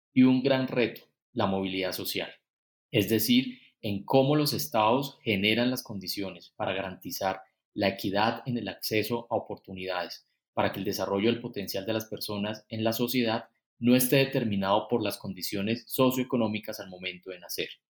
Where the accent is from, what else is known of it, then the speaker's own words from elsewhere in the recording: Colombia; lo que necesitamos como colombianos